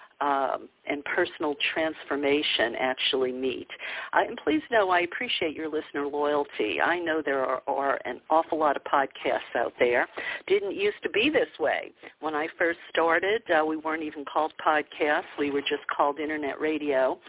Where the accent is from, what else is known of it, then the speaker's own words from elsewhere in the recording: the South, United States; growing up in the South